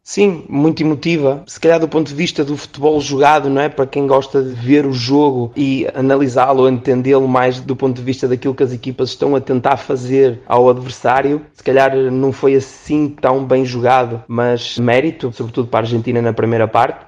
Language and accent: Portuguese; Portugal; Sendo eu português